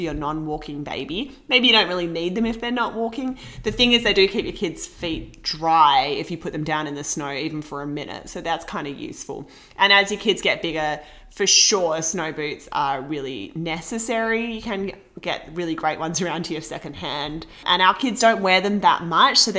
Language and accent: English; Australia; now in Vancouver, Canada; me from Australia